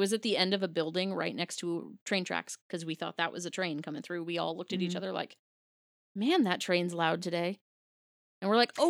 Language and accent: English; Washington, United States; we grew up in Washington, technically on the Ring of Fire